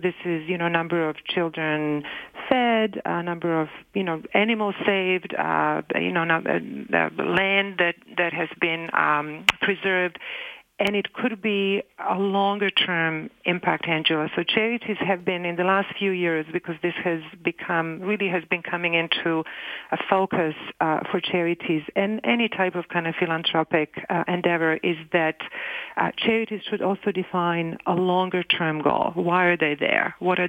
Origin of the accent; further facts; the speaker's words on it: Canada; I can have the services as a Canadian, and actually every Canadian can have access to the same services for free.